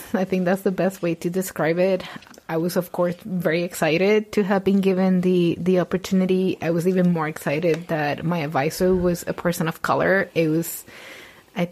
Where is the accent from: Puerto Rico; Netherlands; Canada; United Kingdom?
Puerto Rico; English is a second language; moved away